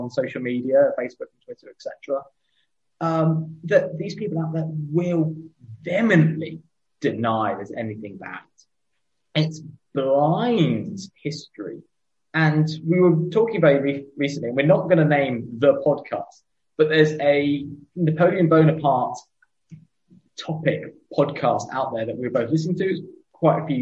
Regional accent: United Kingdom; two British white middle-class males

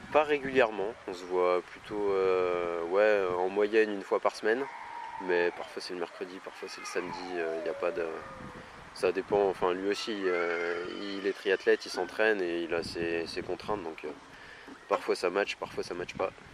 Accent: Saint-Étienne, Auvergne-Rhône-Alpes, France; je suis né à Saint-Etienne et c'est vraiment, c'est important pour moi. C'est vraiment un endroit que j'apprécie. C'est ici que je vis, c'est ici que je m'entraîne

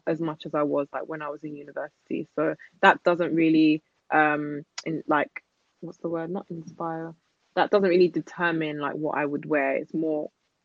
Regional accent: London, United Kingdom; I grew up in East London.

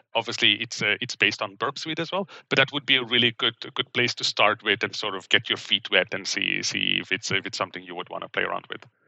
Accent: Belgium; English is a second language; moved away as an adult; also born or lived in Middle East / Vancouver, Canada; now in Seattle, United States; I grew up in Belgium

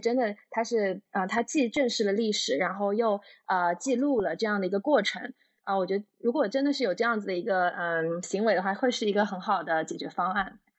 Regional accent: China; 我们都是中国人

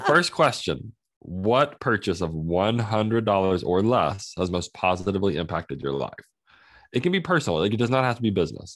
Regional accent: Oklahoma, United States; I'm from Oklahoma

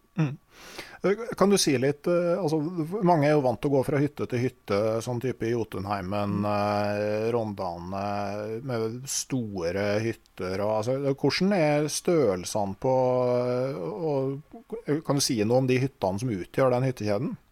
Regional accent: Innlandet, Norway; der jeg kommer fra, på Innlandet

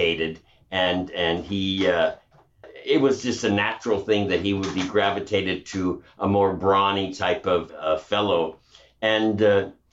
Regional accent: Western Canada, Canada; moved away as an adult; also born or lived in New York City; I grew up in the Wild West of Canada

